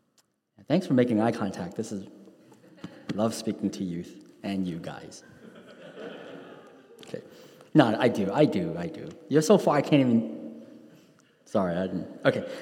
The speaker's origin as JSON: {"language": "English", "town": "New York City", "region": "New York", "country": "United States", "tie": "born or raised there", "said": "when I grew up in New York City's Chinatown in the 1980s"}